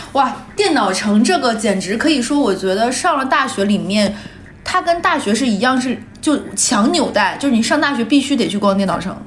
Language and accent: Chinese; Liaoyuan, Jilin, China; accent: Northeastern (Dongbei); moved away; 像我老家燎原市